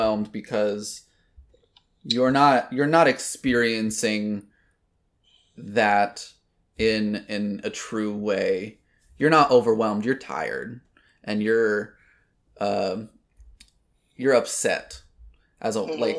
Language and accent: English; Virginia, United States; also born or lived in Atlanta, Georgia; I was born in Atlanta, Georgia, but I lived most of my life in Virginia, down by Yorktown, Jamestown area